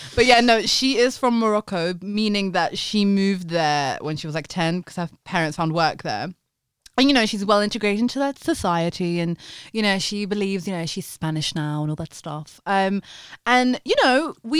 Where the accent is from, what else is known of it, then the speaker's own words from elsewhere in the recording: London, United Kingdom; I'm a Londoner